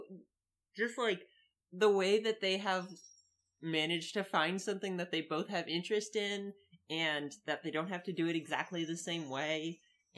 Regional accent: Midwest, United States; accent: Midwestern; my Midwestern accent

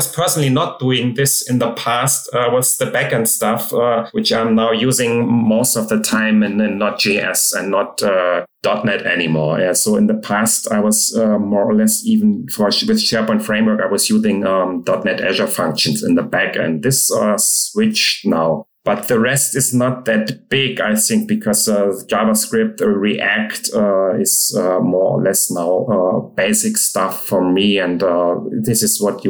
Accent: Hamburg, Germany; now in Munich, Germany; I'm from Germany, living in Munich, but born in Hamburg.

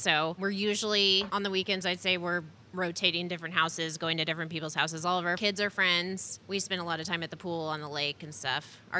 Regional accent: Southern California, United States; also born or lived in Colorado; now in Missouri, United States; I grew up in Southern California

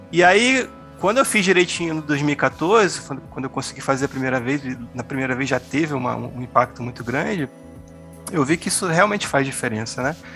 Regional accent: Rio de Janeiro, Brazil; now in Campo Grande, Brazil; hoje eu moro em Campo Grande, Mato Grosso do Sul, sou lá do Rio de Janeiro

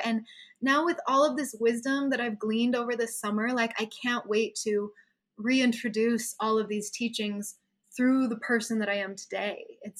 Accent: Salt Lake City, Utah, United States; Like Maddie and I, we grew up in Salt Lake City.

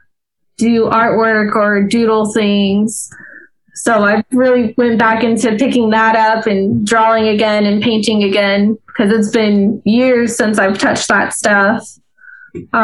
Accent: Albuquerque, New Mexico, United States; now in Myrtle Beach, United States; originally from New Mexico, born and raised in Albuquerque, New Mexico

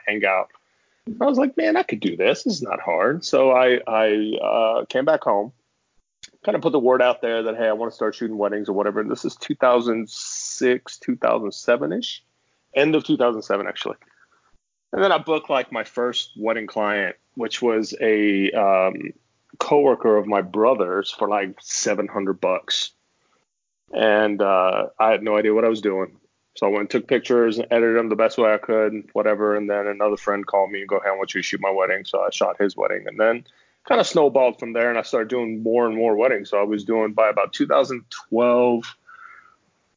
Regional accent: Austin, Texas, United States; also born or lived in Middle East / Phoenix; now in Houston, United States; I grew up in the Middle East, and I grew up in the Austin area from about 88 to about 2005

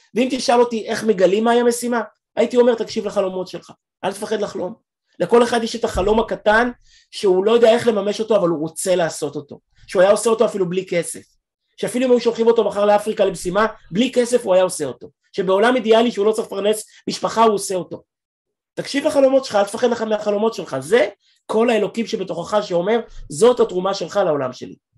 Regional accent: Israel; אני ישראלי, והילדים שלי אמריקאים, בגלל אשתי

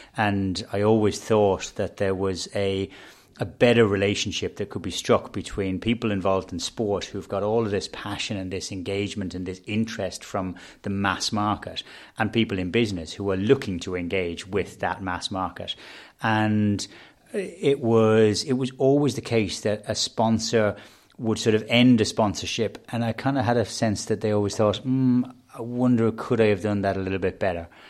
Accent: Dublin, Leinster, Ireland; we're all from Dublin. We're, you know, we're rooted in Dublin.

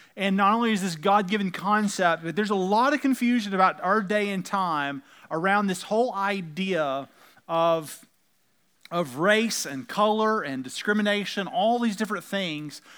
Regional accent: United States; we happen to be Americans and we happen to speak English

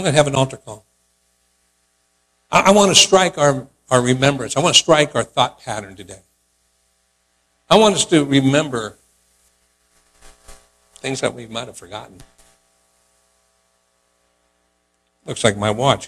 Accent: Oakland, California, United States; moved away; We were growing up in Oakland

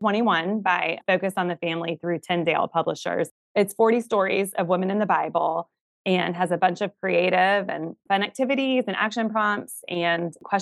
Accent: Atlanta, Georgia, United States; now in South Carolina, United States; I'm from Atlanta originally and now live in South Carolina

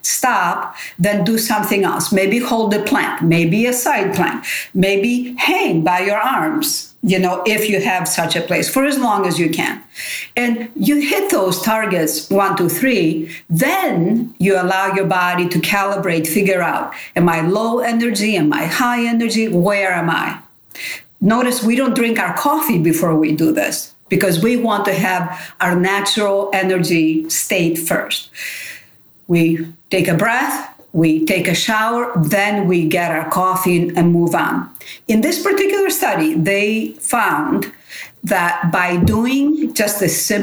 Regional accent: Nafplio, Peloponnese, Greece; English is a second language; moved away; I'm from Nafplion. I'm from the old town center of Nafplion.

